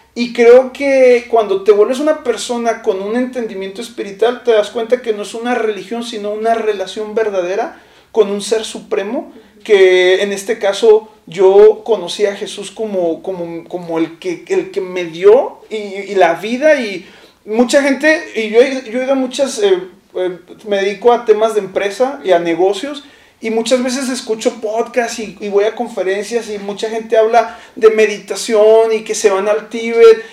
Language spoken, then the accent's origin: Spanish; Chihuahua, Mexico; yo vivía, eh, recién llegué, vivía en una colonia de Chihuahua que se llama la colonia de Guadalupe